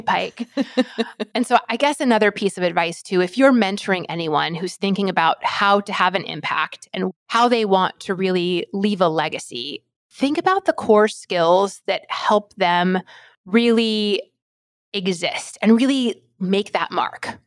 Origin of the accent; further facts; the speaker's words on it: rural Alaska, United States; I'm from Alaska, and my spice, my heat tolerance is that of someone that was raised in rural Alaska